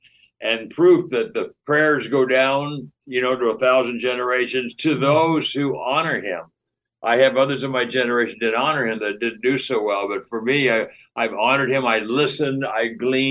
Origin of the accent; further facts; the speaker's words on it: Pasadena, California, United States; I grew up in Pasadena, California